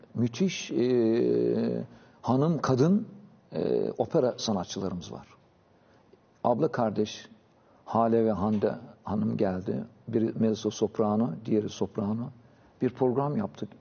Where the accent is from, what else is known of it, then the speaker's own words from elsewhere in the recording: Thrace, Turkey; also born or lived in Paris, France; Trakya'da bizde vardı. Özellikle benim doğup büyüdüğüm yerde.